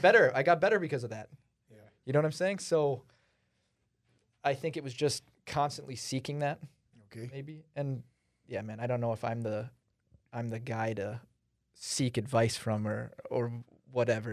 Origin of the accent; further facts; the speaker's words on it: United States; I came here when I was like 5 or 6 and I'm an American citizen